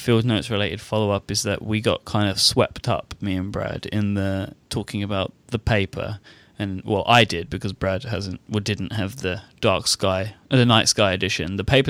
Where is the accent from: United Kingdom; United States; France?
United Kingdom